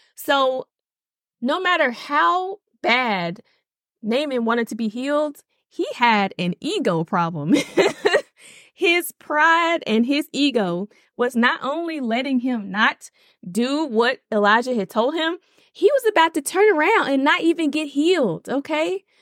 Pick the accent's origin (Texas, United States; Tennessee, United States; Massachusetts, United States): Tennessee, United States; Nashville; moved away; I am born and raised in Nashville, Tennessee.